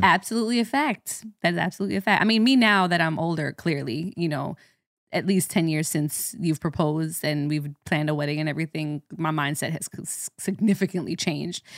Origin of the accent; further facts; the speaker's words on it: Jamaica; as a Jamaican